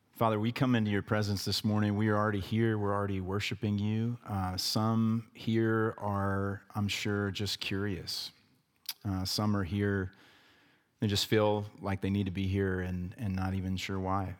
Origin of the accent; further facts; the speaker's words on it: the South, United States; growing up in the South